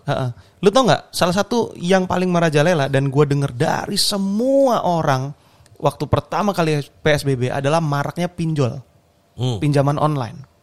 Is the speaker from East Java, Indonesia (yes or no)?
yes; Surabaya, East Java, Indonesia; gue orang Surabaya